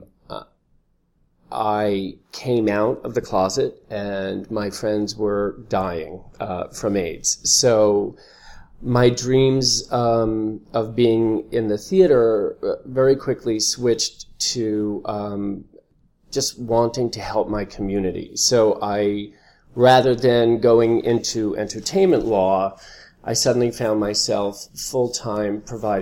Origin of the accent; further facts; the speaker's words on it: Long Island, New York, United States; we grew up on Long Island, not far from Broadway